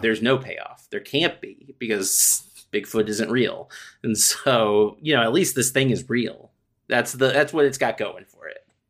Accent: United States; I'm American

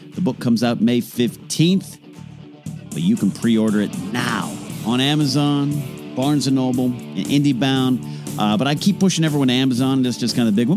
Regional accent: Arroyo Grande, California, United States; moved away as an adult; now in Los Angeles, United States; my hometown of Arroyo Grande, California

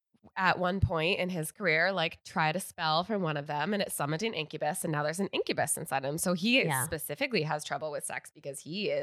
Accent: Connecticut, United States; moved away; I'm from Connecticut

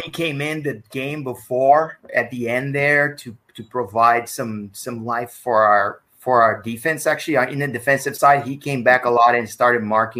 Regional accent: United States; as an American, you know, I love having the summer filled with soccer.

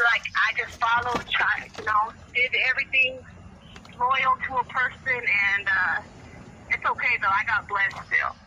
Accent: West Coast, United States; I'm from the West Coast

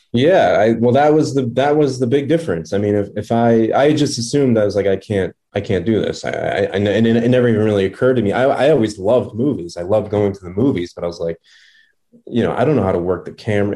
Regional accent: Revere, Massachusetts, United States; moved away; my hometown theater of uh, Revere

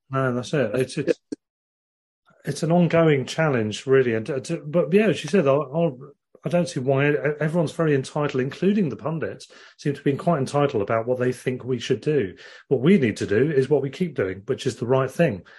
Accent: Worthing, South East England, United Kingdom; I've been following Worthing as my hometown team.

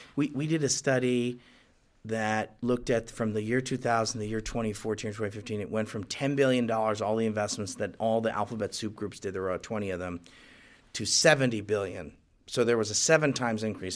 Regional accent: United States; as an American and someone who's in the Bush administration

